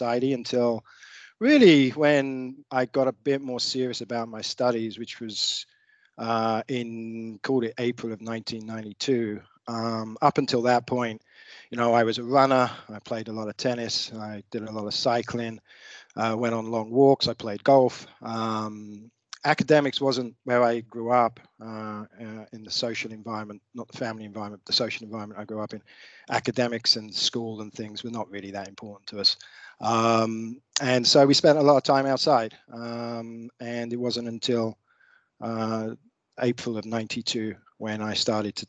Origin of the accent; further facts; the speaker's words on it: Hastings, South East England, United Kingdom; moved away as an adult; also born or lived in London / New York; now in Sydney, Australia; I grew up in the south of England in a place called Hastings